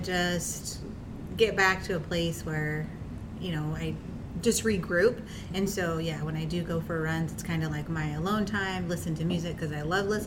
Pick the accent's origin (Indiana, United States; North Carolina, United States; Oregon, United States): Oregon, United States; Ontario; also born or lived in Idaho; I was born in Idaho, but raised in Ontario